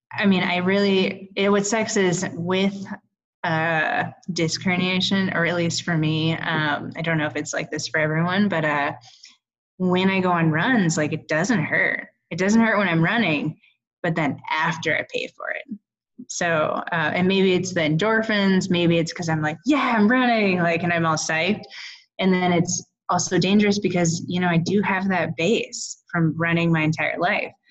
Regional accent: California, United States; now in Boulder, United States; every summer I'd go home because I'm from California

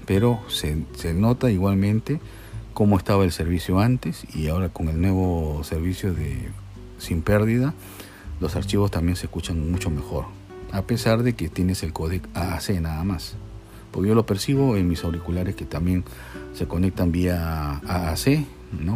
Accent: Peru; soy peruano

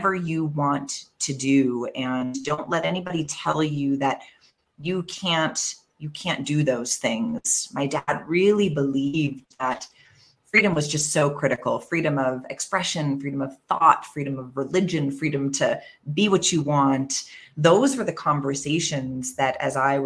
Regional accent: Canada; moved away as an adult; now in Mexico City, Mexico; as a Canadian

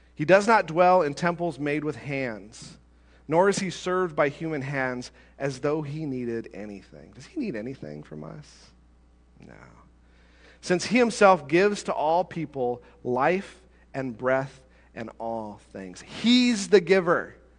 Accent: United States

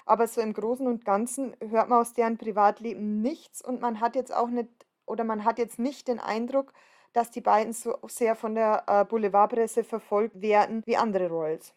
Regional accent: Bavarian Forest, Germany; in meiner Heimat im Bayerischen Wald

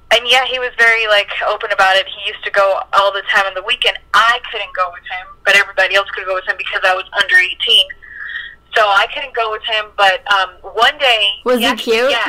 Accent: East Coast, United States; moved away as an adult; So, um, I grew up in the East Coast

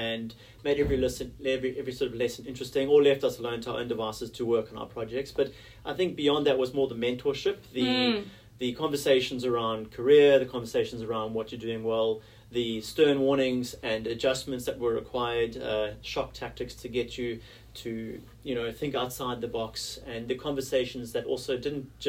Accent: South Africa; moved away as an adult; now in Sydney, Australia; as a South African sportsman

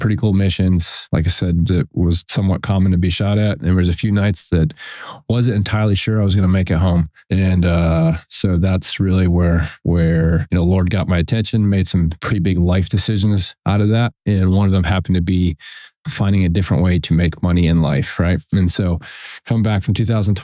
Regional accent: Western New York, United States; also born or lived in South Carolina; now in Pensacola, United States; I grew up a combination of Western New York on a dairy, and my grandfather was a dairy farmer. And my father was we had a beef farm and he worked in a feed mill, and we moved to South Carolina

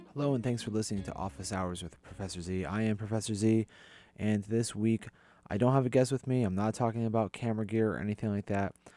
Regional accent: East Hartford, Connecticut, United States; I grew up in East Hartford

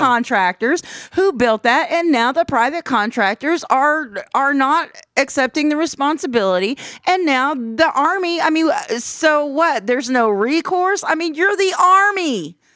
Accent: United States; as the American public

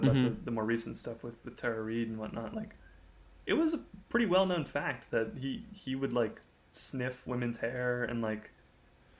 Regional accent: a town near Dallas, Texas, United States; moved away as an adult; now in Austin, United States; it's a town of like 200,000 people, so it's not like a huge thing. We're near Dallas

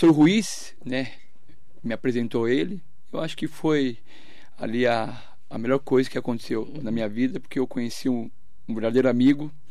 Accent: Suzano, São Paulo, Brazil; born there; É, nasci em Suzano, é, no Hospital São Sebastião, né, era, o, era o, é hospital mais antigo da cidade

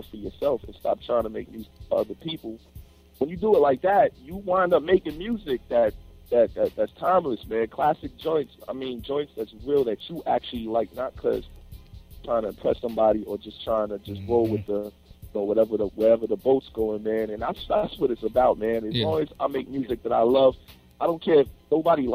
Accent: New York, United States; I'm from New York

